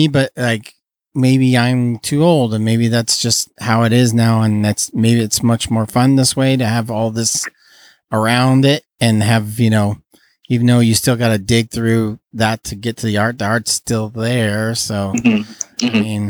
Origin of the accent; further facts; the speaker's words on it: Fresno, California, United States; We're all from Fresno